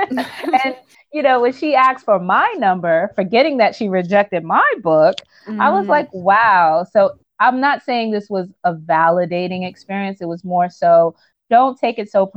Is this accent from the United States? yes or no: yes; New York City, New York, United States; moved away as an adult; now in Manhattan, United States; I am from Brownsville, Brooklyn